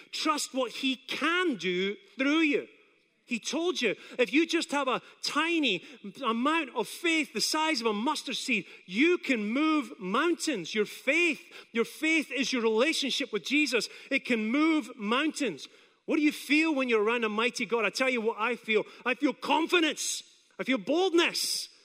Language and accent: English; Scotland, United Kingdom; now in Apopka, United States; I come from Scotland